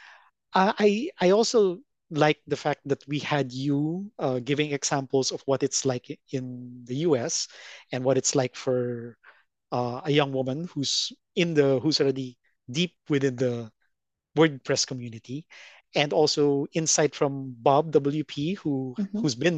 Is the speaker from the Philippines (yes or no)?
yes; Philippines; first language en; I learned Filipino, Tagalog. As conversation, as I talk to people at school and stuff, but I'm primarily English speaking. And my English is mostly based on American.